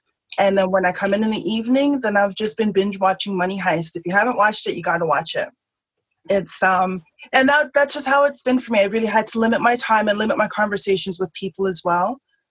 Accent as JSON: {"language": "English", "town": "Toronto", "region": "Ontario", "country": "Canada", "said": "I am from Toronto, Ontario, Canada"}